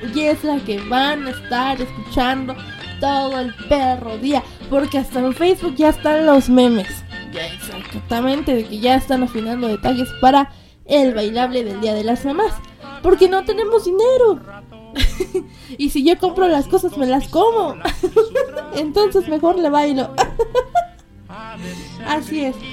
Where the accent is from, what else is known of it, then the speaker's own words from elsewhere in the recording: Mexico; yo soy de México